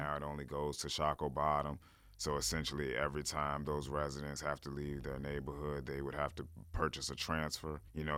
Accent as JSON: {"language": "English", "town": "Richmond", "region": "Virginia", "country": "United States", "said": "I'm from Church Hill. We always called it Hilltop"}